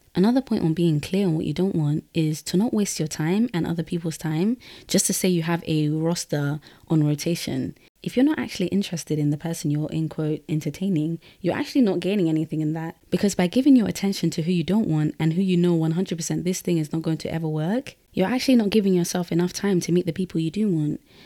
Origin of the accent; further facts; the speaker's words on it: London, United Kingdom; I was born and raised in London, but I'm Guinean from the Fulani tribe